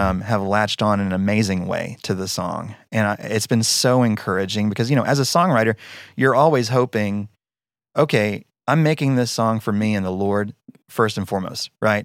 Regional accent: Denton, Texas, United States; moved away as an adult; now in Annapolis, United States; I'm, I'm from Denton, Texas. Moved us from Denton, Texas to Annapolis, Maryland

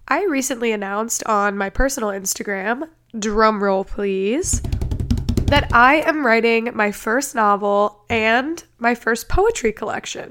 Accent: Ohio, United States; my home state of Ohio

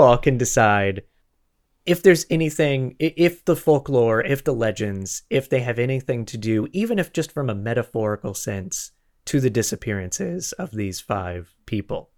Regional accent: Florida, United States; moved away; also born or lived in Los Angeles, United States; I'm from Florida originally. I lived in L A for twenty

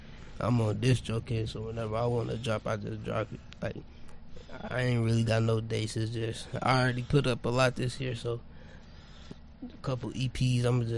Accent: Paris, Tennessee, United States; now in Detroit, United States; growing up in Tennessee

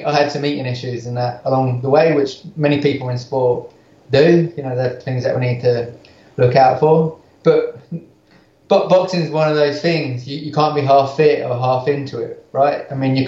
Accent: Crawley, South East England, United Kingdom; moved away as an adult; also born or lived in West London / Christchurch, New Zealand; now in North Carolina, United States; I'm from Crawley in England originally, and I went to a pretty bad school.

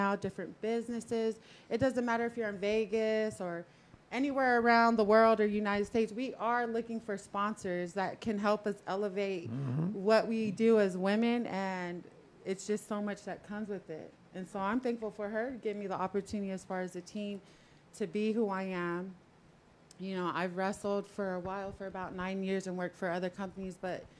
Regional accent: Tonga; moved away; I come from a small island. We're from the South Pacific, Tonga, Hawaii, Samoa. So for me, I'm a big Tongan woman

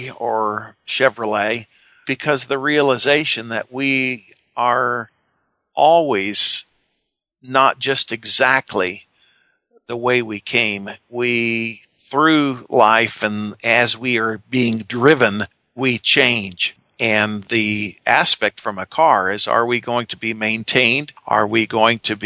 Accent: United States; we're American

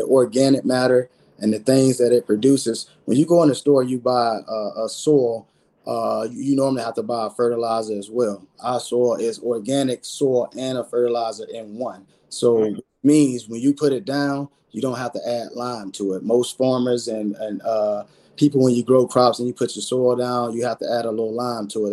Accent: Belle Glade, Florida, United States; moved away; I'm from Belgrade in Harlem, is where I grew up at and where I was born and raised

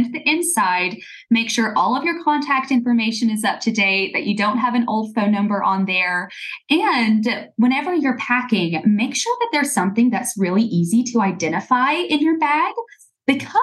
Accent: Scottsboro, Alabama, United States; I was born and raised in Scottsboro

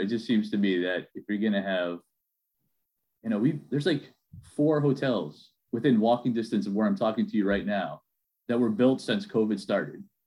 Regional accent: Manchester, New Hampshire, United States; I'm from Manchester.

